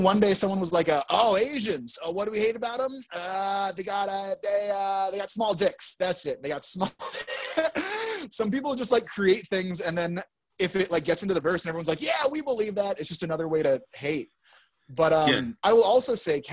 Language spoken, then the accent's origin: English; California, United States; I'm from California